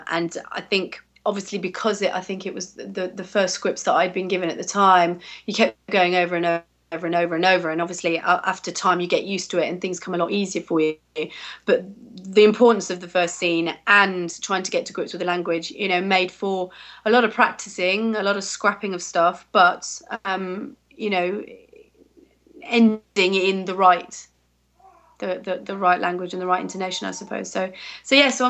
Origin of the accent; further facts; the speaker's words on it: England, United Kingdom; even though I'm really English, uh, as soon as I start speaking a foreign language, I, I have that French accent to it